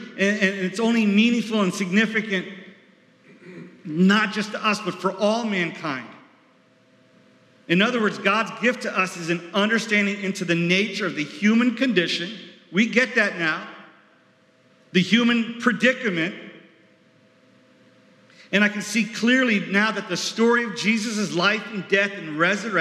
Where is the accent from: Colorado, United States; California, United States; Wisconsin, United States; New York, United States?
New York, United States; moved away; I was from New York